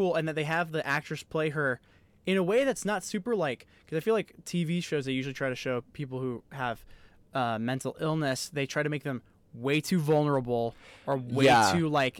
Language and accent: English; Boston, Massachusetts, United States; Well, I grew up in Boston. This is not a Boston accent.